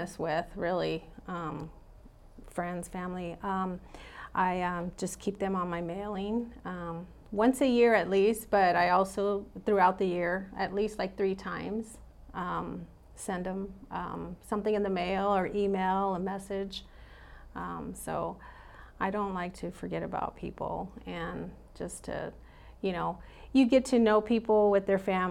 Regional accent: West Valley, Arizona, United States; I'm born and raised here and fourth generation native here

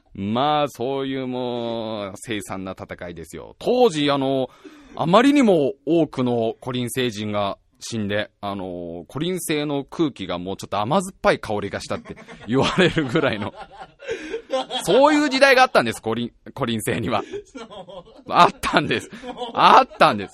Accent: Tokorozawa, Saitama, Japan; 僕は埼玉県所沢市出身だよ。

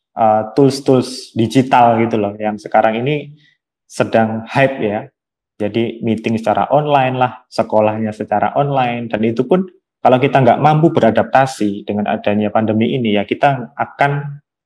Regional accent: Kediri, East Java, Indonesia; Aku dari kota Kediri, Jawa Timur

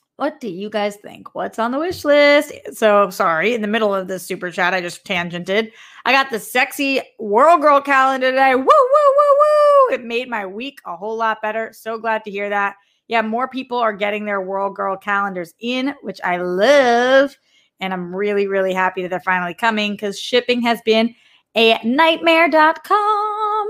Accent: Boston, Massachusetts, United States; accent: Bostonian; The way that I say dot com is, like, such a Bostonian

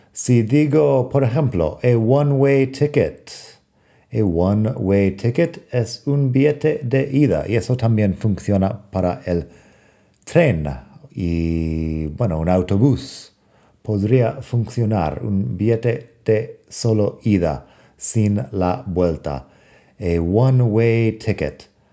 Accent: United States; accent: American; Spanish is a second language; moved away; also born or lived in Europe; mi acento americano

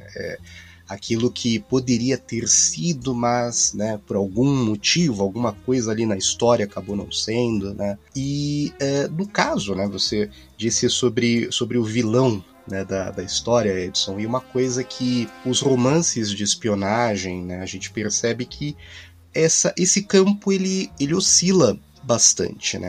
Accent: Brazil; Como brasileiro

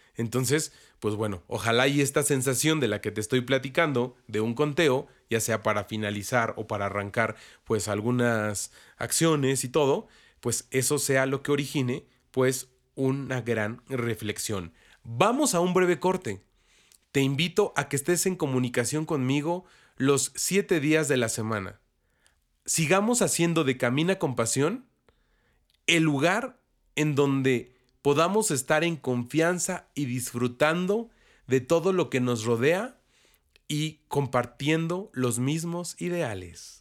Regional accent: Mexico; los que somos mexicanos y católicos

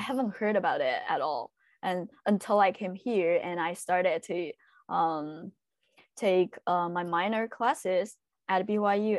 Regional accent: China; English is a second language; moved away as an adult; also born or lived in Utah, United States; now in Monterey, United States; I'm from China

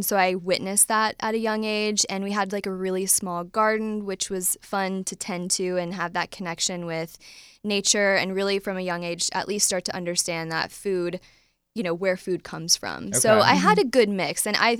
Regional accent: Midwest, United States; now in Nashville, United States; So I'm from the Midwest. So I ate like everybody else does in the Midwest

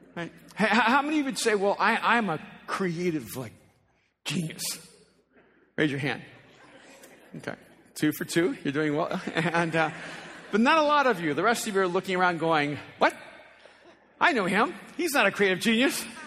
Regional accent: El Salvador; first language Spanish; English is a second language; now in United States; as an immigrant from El Salvador who spoke a language whose main language was Spanish, and I learned English here in the States

